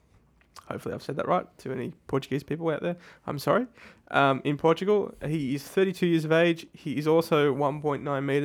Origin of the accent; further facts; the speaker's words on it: Southampton, South East England, United Kingdom; I'm from Southampton.